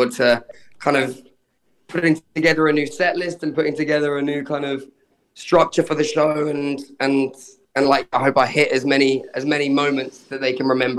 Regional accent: Brighton, South East England, United Kingdom; I grew up in Brighton

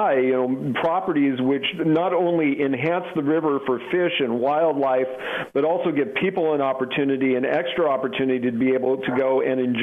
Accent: Oregon, United States; the state of Oregon, my home state

